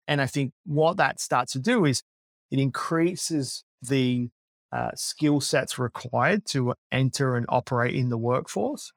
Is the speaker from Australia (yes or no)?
yes; Australia; moved away as an adult; also born or lived in Silicon Valley, United States; as an Aussie that lived there for twelve years